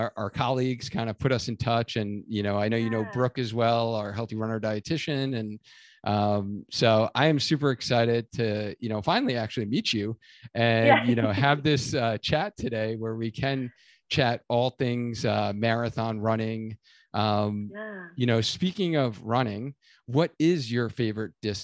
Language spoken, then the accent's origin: English; Long Island, New York, United States; I'm originally from Long Island.